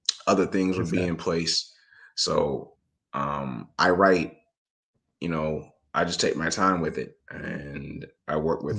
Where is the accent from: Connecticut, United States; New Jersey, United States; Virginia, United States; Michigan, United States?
Michigan, United States; Detroit; I was born in Detroit